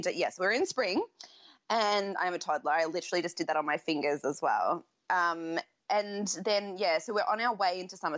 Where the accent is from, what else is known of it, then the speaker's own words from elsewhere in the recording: Australia; as an Australian